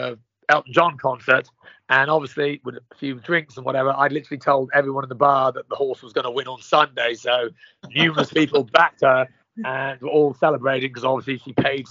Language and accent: English; County Kildare, Ireland; now in United States; County Kildare. My father was a champion jockey in Ireland back in 66.